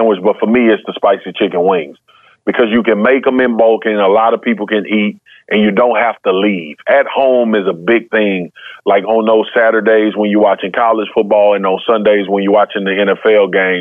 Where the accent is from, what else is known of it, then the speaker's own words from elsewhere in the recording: Baton Rouge, Louisiana, United States; I'm from Baton Rouge, Louisiana